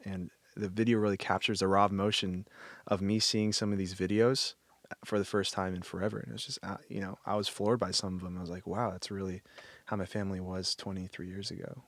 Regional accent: Texas, United States; I'm from Texas, we don't have snow anywhere

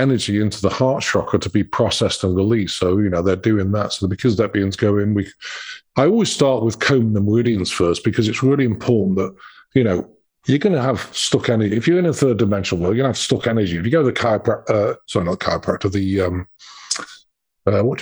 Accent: England, United Kingdom; moved away as an adult; now in United States; I'm British

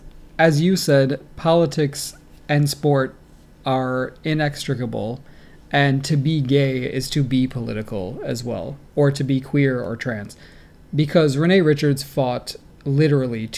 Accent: Rochester, New York, United States; my hometown of Rochester, New York

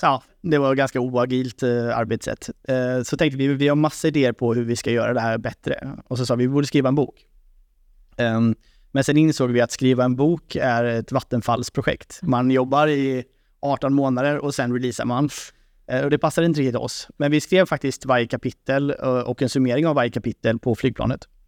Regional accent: Sweden; Som svensk

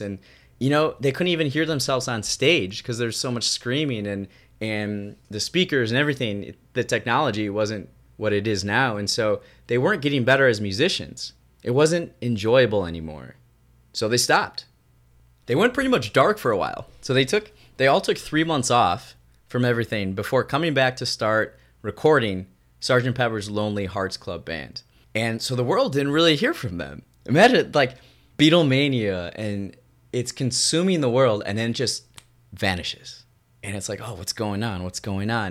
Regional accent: Raymond, United States; my hometown of Raymond

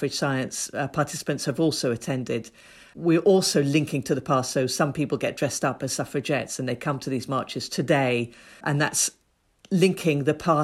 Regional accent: Ethiopia; moved away; I grew up in Ethiopia. I was born in Ethiopia.

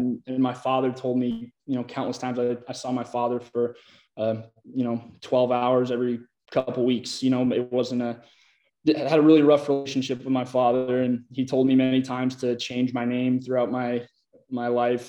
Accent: Olympia, Washington, United States; also born or lived in Iowa; now in Austin, United States; I originally grew up in Olympia, Washington

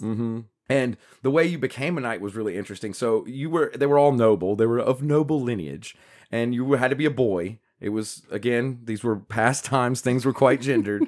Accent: United States; you and I as Americans

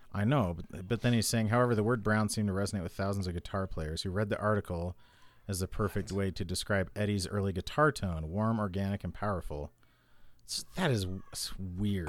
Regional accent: Idaho, United States; I was born in Idaho

